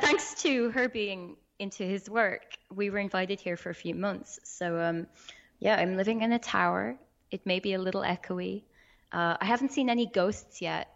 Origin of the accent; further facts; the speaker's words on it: Ireland; I'm from Ireland.